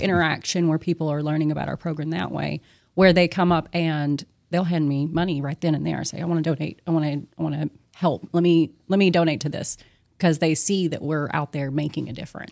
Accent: Longview, Texas, United States; I was born in Good Shepherd here in Longview, uh, raised, uh, in the a, general area

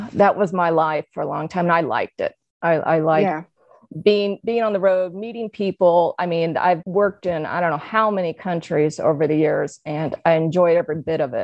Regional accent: Springfield, Illinois, United States; my hometown of Springfield, Illinois

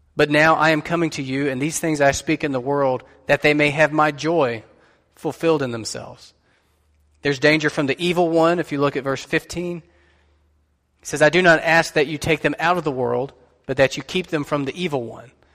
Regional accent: United States; us as American Christians

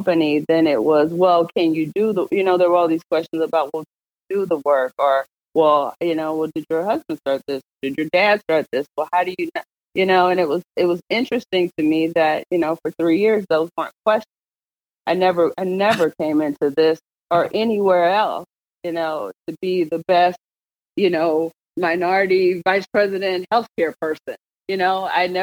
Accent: St. Louis, Missouri, United States; I grew up, I'm born and raised in St. Louis. I grew up in University City

